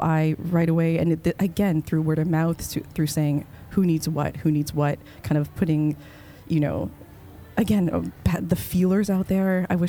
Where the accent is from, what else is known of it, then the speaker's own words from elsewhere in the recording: Canada; moved away as an adult; now in United States; I'm a Canadian.